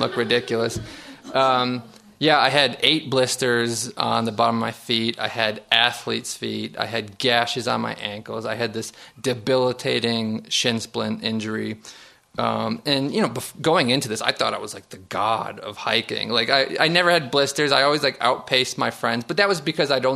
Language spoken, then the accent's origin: English; Niagara Falls, New York, United States; I'm from Niagara Falls, New York. Just 4 miles from my boyhood home is the Love Canal.